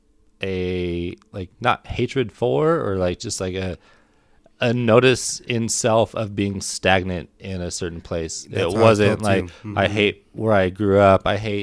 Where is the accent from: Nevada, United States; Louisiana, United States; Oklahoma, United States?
Nevada, United States; Reno; moved away as an adult; also born or lived in Portland, Oregon / Australia / New Zealand; Born and raised Reno, Nevada. 2008 to 10. Moved to Portland, Oregon.